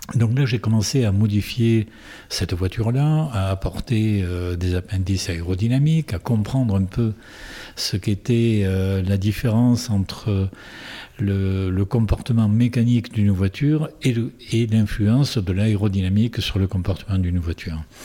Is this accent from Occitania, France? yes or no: yes; Tarbes, Occitania, France; now in Saint-Pé-de-Bigorre, France; je suis tarbé d'origine, je suis né à Tarbes, d'une mère belge et d'un père espagnol.